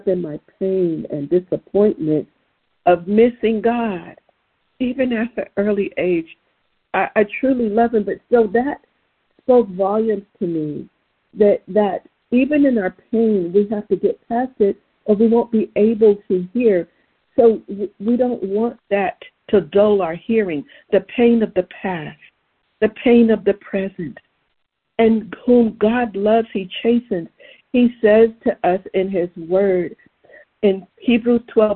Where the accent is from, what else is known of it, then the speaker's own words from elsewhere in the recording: Southern California, United States; where I grew up in Southern California.